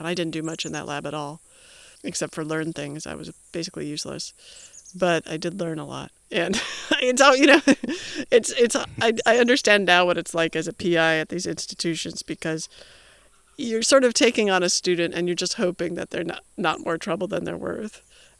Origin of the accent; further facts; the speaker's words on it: Illinois, United States; Yeah, Illinois.